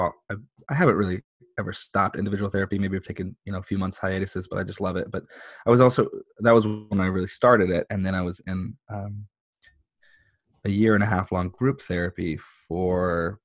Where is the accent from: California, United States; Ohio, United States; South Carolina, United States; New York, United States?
California, United States; San Diego; So I was born and raised here in San Diego. I grew up in the mean streets of La Jolla. So I'm a San Diego local. I've never left.